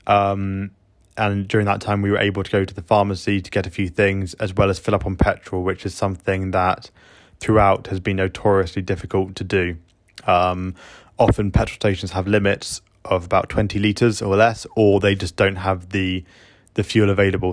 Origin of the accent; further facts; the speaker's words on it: United Kingdom; now in Ukraine; me being British